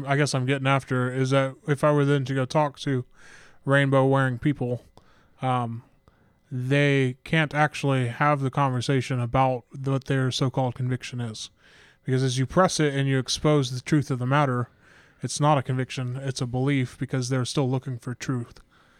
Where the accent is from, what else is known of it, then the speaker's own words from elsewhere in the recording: United Kingdom; So I'm British, you know